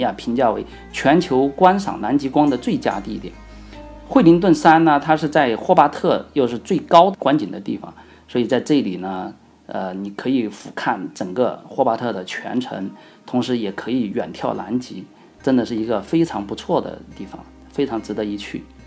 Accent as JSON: {"language": "Chinese", "region": "Sichuan", "country": "China", "accent": "Sichuanese", "said": "用我们四川话来说的话"}